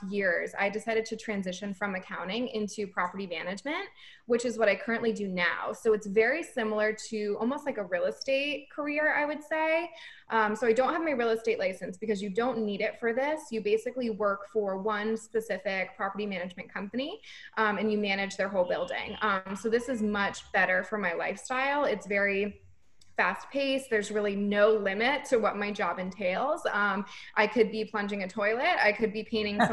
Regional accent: Rhode Island, United States; moved away as an adult; now in Boston, United States; I grew up in Rhode Island, and I ended up moving to Boston about 7 years ago

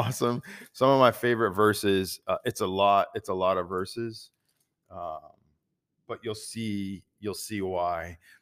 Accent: United States; us as American Christians

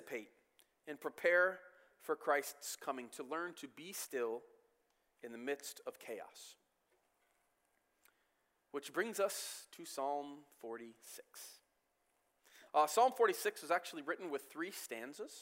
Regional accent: Michigan, United States; I grew up in the States my entire life.

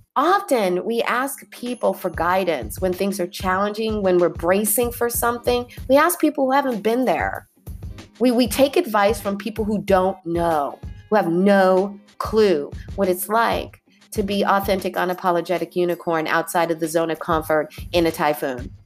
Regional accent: California, United States; moved away as an adult; also born or lived in Arizona / New York; I was raised in California, grew up with earthquakes, grew up doing earthquake drills

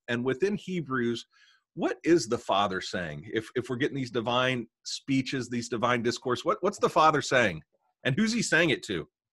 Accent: Tennessee, United States; also born or lived in Arkansas; now in Little Rock, United States; I'm from Tennessee, but, uh, but have been in Arkansas

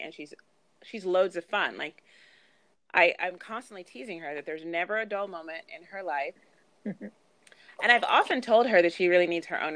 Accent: United States; my parents are Nigerian, but I was born in the United States

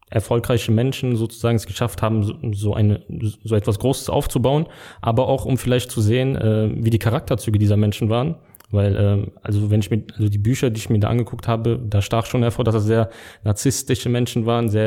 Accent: Lebanon; ich komme ursprünglich aus dem Libanon

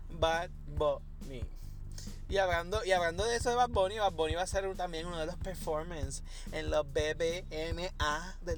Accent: Puerto Rico; yo, sé que tú eres boricua, nosotros somos boricua, pero hello.

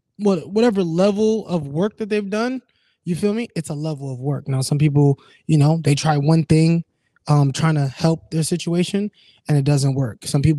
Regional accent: Jamaica; Like we're Jamaican. We're like, you know what I'm saying?

